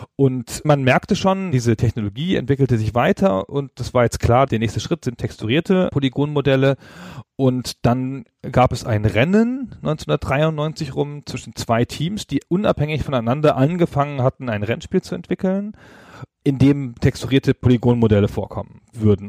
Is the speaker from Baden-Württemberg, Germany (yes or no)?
no; Holzminden, Lower Saxony, Germany; in meiner Heimatstadt in Holzminden, also jedenfalls die Stadt, in der ich Abi gemacht habe